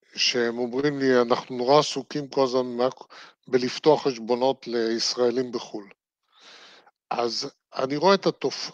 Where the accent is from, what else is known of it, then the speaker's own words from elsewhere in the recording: Israel; אני נולדתי בארץ, חייתי בארץ, אני אמות בארץ